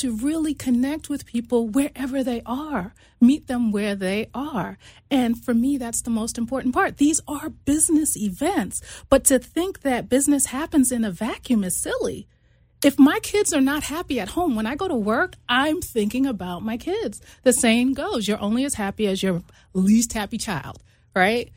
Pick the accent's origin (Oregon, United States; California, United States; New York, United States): New York, United States; I actually grew up in New York. I'm originally from New York